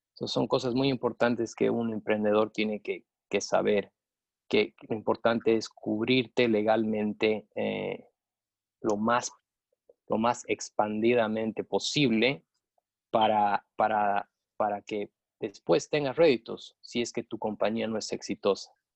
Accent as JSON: {"language": "Spanish", "region": "Cochabamba", "country": "Bolivia", "tie": "born or raised there", "also_born_or_lived": "United States", "moved": "as an adult", "lives_now": "Boca Raton, United States", "said": "me he forjado eh, los estudios en, Cochabamba, soy cochabambino"}